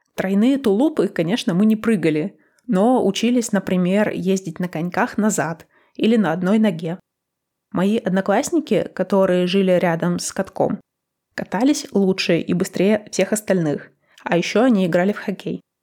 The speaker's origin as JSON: {"language": "Russian", "region": "Northern Urals", "country": "Russia", "tie": "born or raised there", "moved": "yes", "said": "Я выросла на Северном Урале."}